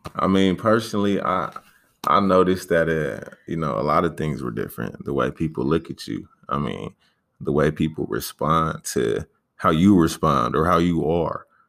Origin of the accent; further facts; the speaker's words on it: San Diego, California, United States; I mainly grew up in uh, Paradise Hills, but then I moved over to Emerald Hills when I was like 12